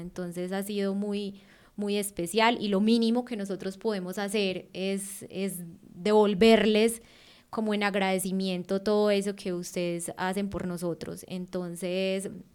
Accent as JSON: {"language": "Spanish", "country": "Colombia", "moved": "as an adult"}